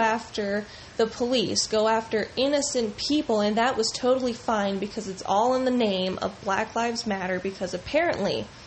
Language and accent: English; United States; as an American with the freedom to pick who I want elected